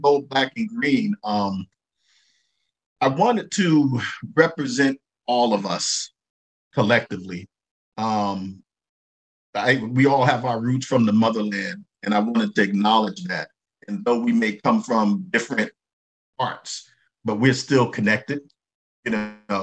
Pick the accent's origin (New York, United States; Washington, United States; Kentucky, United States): New York, United States; New York City; when I grew up in Brooklyn